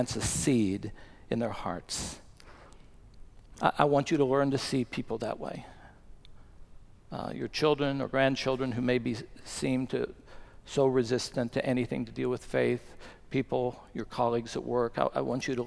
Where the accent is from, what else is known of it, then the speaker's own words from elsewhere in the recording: Bluefield, West Virginia, United States; moved away; Chris and I went back to my hometown of Bluefield, West Virginia for my 50th high school reunion